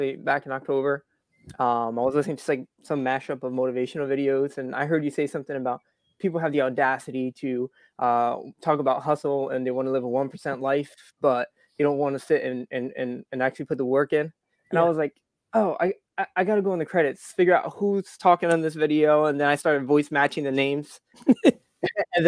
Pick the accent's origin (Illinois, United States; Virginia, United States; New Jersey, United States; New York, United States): New Jersey, United States; Atlantic City; moved away as an adult; now in Florida, United States; I was originally from South Jersey. I grew up Atlantic City.